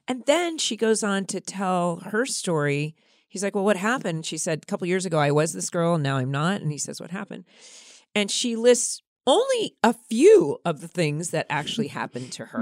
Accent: California, United States; growing up in California

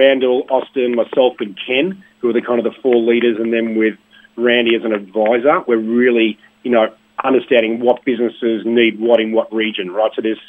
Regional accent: Melbourne, Victoria, Australia; I grew up in the Sandbelt area

